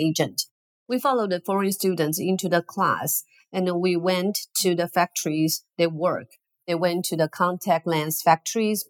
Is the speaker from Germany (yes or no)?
no; Taiwan; from Taiwan